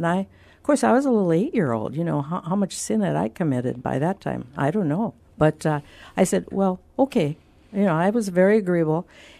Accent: Minnesota, United States; Well, I grew up on Lake Superior, the great Lake Superior, that they say is the monster lake, the biggest of the Great Lakes.

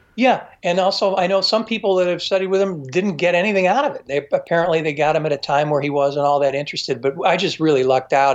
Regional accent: Chicago, Illinois, United States; I grew up in the Chicago area

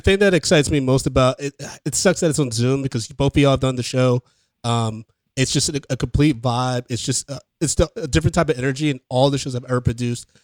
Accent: Ann Arbor, Michigan, United States; I grew up in Ann Arbor, Michigan

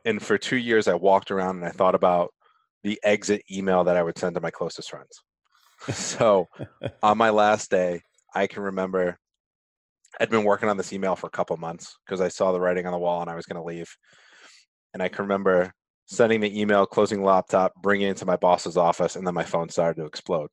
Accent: Rhode Island, United States; accent: Rhode Island; my Rhode Island accent

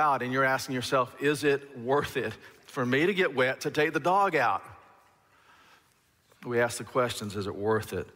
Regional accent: Alabama, United States; I grew up in Alabama in the deep south

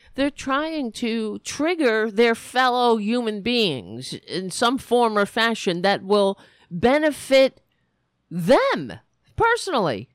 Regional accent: United States; It's very stressful being an American

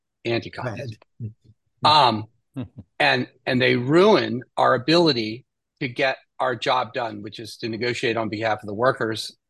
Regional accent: Pennsylvania, United States; I grew up in Pennsylvania. I went to school in Western Pennsylvania.

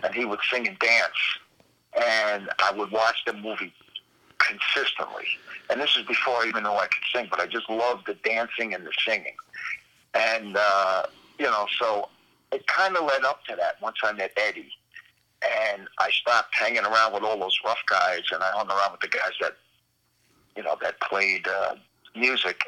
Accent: New York City, New York, United States; I was hanging around uh, on the streets of Brooklyn

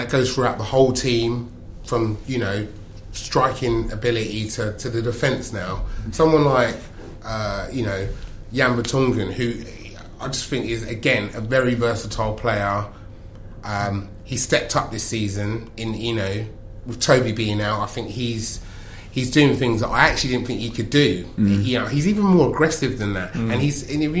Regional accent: London, United Kingdom; I was brought up in South London

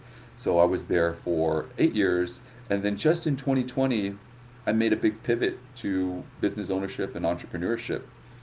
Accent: Houston, Texas, United States; I was born in Houston with my twin brother. So, you know, I think growing up I always had this duality where I was American, born and bred

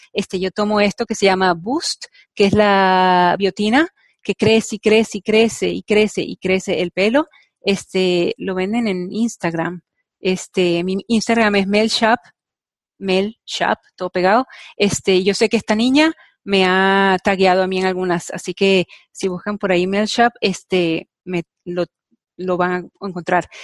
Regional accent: Venezuela; moved away as an adult; now in United States; Yo vengo de Venezuela donde agradezco que se haya hecho un poco más difícil, o sea, bueno, yo salí de Venezuela hace 20 años

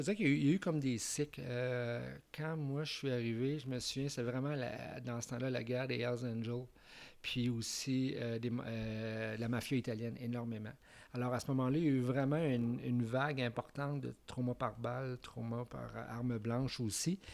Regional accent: Quebec City, Quebec, Canada; moved away as an adult; now in Montreal, Canada; je viens de Québec

